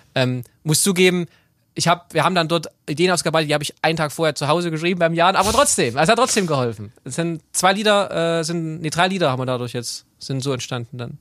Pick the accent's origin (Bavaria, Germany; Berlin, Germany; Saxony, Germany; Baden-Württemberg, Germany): Saxony, Germany; Chemnitz; ich bin in Chemnitz aufgewachsen